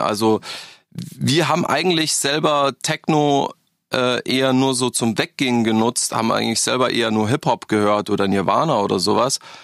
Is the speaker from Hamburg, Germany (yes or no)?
no; Freising, Bavaria, Germany; born or raised there; also born or lived in Berlin; now in Augsburg, Germany